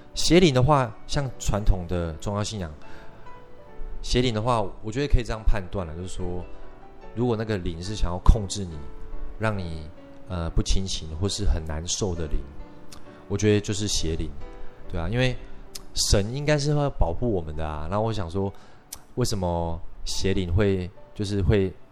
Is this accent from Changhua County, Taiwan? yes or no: yes; Shetou, Changhua County, Taiwan; now in Taipei, Taiwan; 那我的故乡其实在，呃，彰化县社头乡